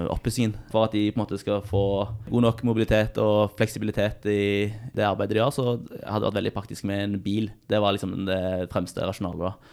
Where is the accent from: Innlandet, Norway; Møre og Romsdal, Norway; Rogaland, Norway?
Rogaland, Norway; Stavanger; now in Trondheim, Norway; Det er min go to rett hjemme i Stavanger